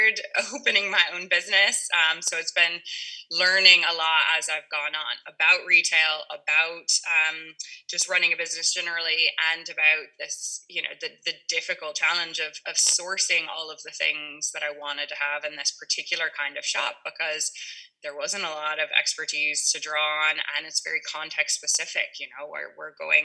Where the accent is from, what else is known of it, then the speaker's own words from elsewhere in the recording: Kentucky, United States; moved away as an adult; also born or lived in Mexico / Germany; now in Ireland; I grew up in Kentucky